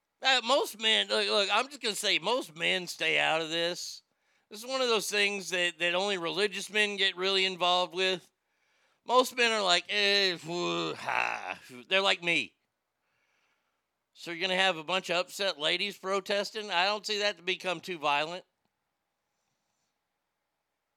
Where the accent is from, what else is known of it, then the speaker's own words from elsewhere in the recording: United States; As an American